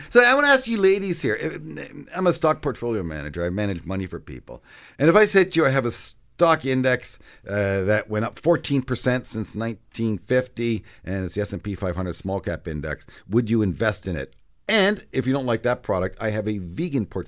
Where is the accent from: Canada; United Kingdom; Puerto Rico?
Canada; as a Canadian